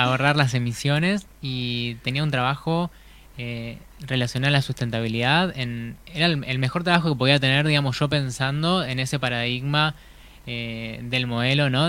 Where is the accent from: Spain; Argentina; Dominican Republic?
Argentina; La Plata, Buenos Aires Province; now in Gualeguaychú, Argentina; soy nacido en La Plata